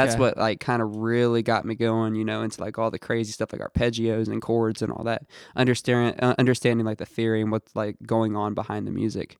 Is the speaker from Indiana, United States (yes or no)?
yes; Santa Claus, Indiana, United States; also born or lived in Chicago / New Albany; I was born in Indianapolis, then we moved to a few places. Like we moved to like Chicago, and then okay. I grew up a little.